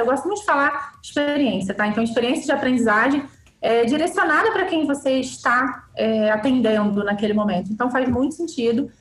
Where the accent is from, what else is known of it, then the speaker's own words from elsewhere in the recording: Petrópolis, Rio de Janeiro, Brazil; Nasci, cresci e vivo em Petrópolis